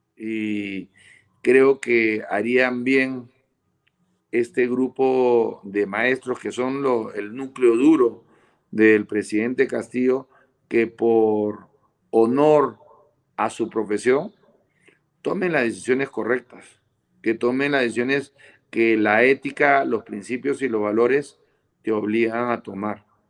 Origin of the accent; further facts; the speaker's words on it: Peru; nosotros los peruanos